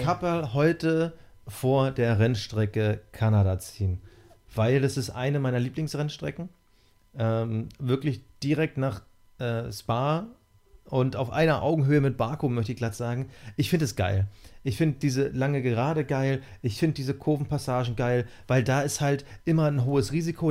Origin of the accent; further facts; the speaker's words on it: East Germany, Germany; ich bin in der DDR geboren